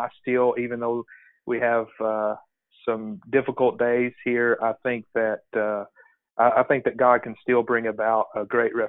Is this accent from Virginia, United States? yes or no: no; Perryville, Arkansas, United States; So I'm a pastor here in my hometown. in the big city of Perryville, Arkansas. And it's about 1,500 people.